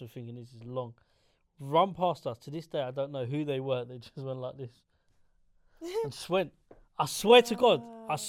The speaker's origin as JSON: {"language": "English", "region": "England", "country": "United Kingdom", "said": "I'm like, from England"}